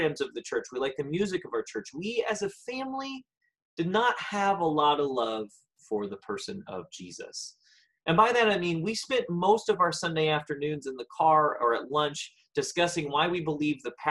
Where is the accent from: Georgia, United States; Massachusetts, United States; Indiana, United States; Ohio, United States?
Indiana, United States; Greenwood; I was born and raised in Greenwood, Indiana, just south of Indianapolis.